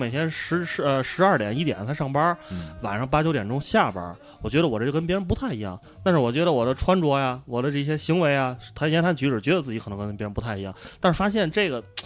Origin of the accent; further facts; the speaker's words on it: China; 我们生活在这个，这个， 这个国家哈，中国，我们都是中国人，生活在中国